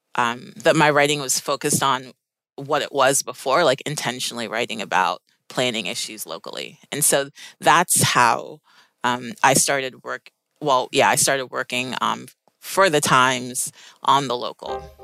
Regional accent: Maplewood, New Jersey, United States; also born or lived in Maryland; my family immigrated from Sierra Leone, West Africa, and I grew up in Maplewood, New Jersey

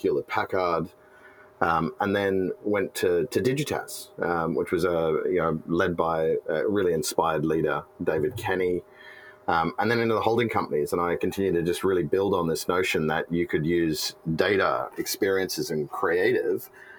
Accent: Australia; moved away as an adult; now in San Francisco, United States; I'm Australian.

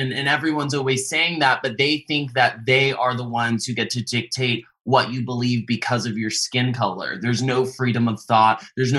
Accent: the South, United States; I grew up in the South and I was judged based on my character.

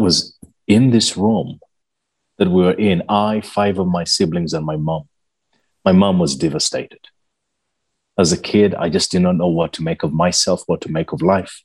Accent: Naguru, Uganda; I come from Uganda, a little country in East Africa. I grew up in a small village called Naguru, but I wasn't born in Naguru

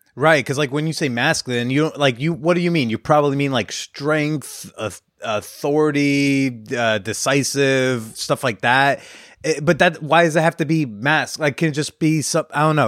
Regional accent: New Jersey, United States; I grew up in North Jersey

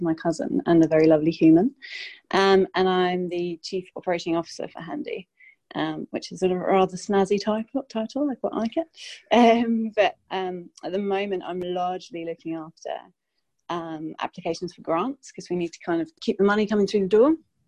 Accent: England, United Kingdom; also born or lived in London / France; now in Sydney, Australia; I'm from England originally, but I think my accent's a bit of a mess these days because I've lived in quite a few different countries. So spent a lot of time in London and France, and then moved to Sydney, which I absolutely love.

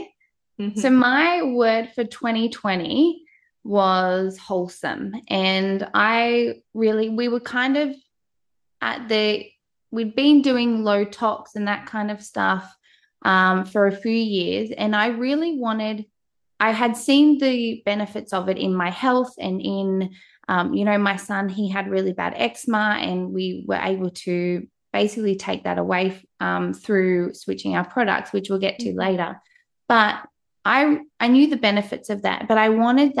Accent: Australia

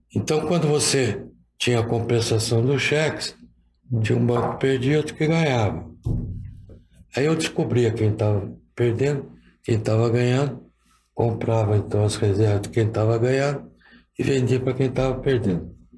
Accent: São Paulo, Brazil; com 12 anos, eu fazia um serviço de estafeta que tinha aqui em São Paulo

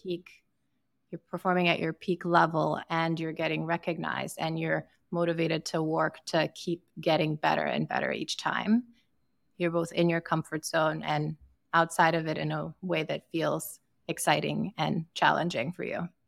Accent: Sierra Leone; moved away; I'm from Sierra Leone in West Africa

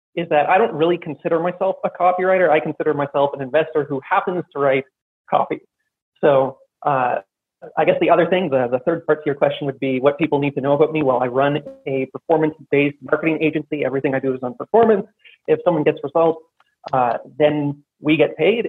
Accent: Canada; now in Armenia; I'm Canadian. I'm currently in Armenia

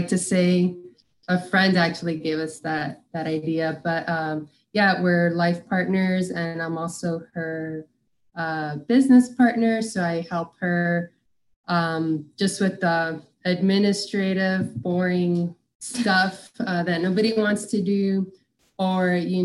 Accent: Miami, Florida, United States; I'm originally from Miami, Florida. Pretty much spent most of my life there. You know, did school there, went to college there

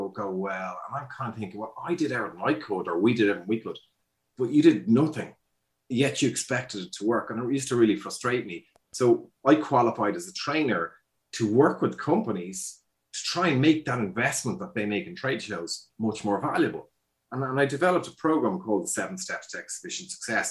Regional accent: Ireland; also born or lived in Dublin, Ireland; I'm Irish

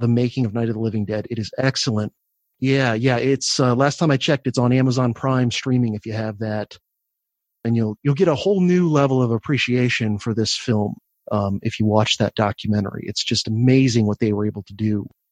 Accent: Florida, United States; I grew up in Florida

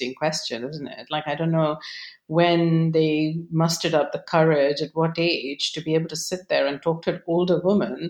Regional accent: Delhi, India; now in Cambridge, United Kingdom; growing up in Delhi

